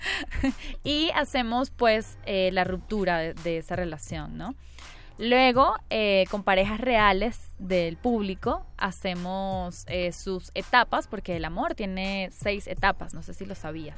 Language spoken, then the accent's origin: Spanish; Venezuela; now in Mexico; Yo soy de Venezuela